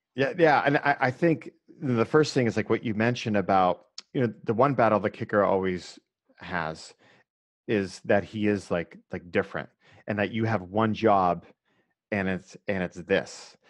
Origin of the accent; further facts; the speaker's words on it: Erie, Pennsylvania, United States; I grew up in Erie, which I actually think helped me quite a bit, that's, you know, right on the lake, two hours north of Pittsburgh